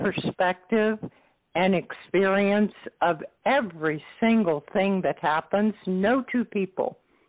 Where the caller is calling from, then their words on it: Florida, United States; From Florida.